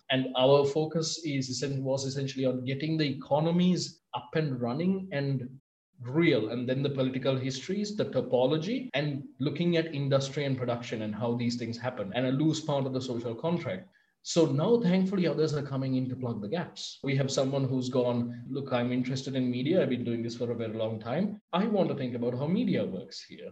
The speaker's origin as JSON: {"language": "English", "country": "Sri Lanka", "said": "I'm from Sri Lanka."}